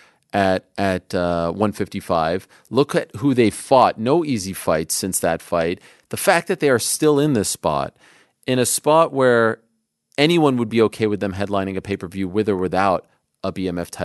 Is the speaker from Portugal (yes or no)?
no; Canada; I'm Canadian.